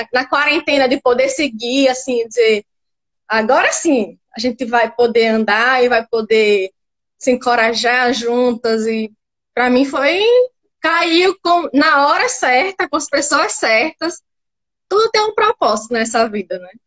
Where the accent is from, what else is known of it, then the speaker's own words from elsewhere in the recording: Natal, Rio Grande do Norte, Brazil; eu sou de Natal